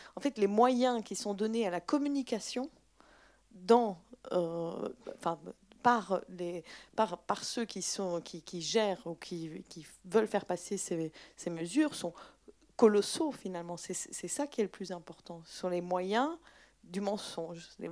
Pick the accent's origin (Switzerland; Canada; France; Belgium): Belgium; je suis belge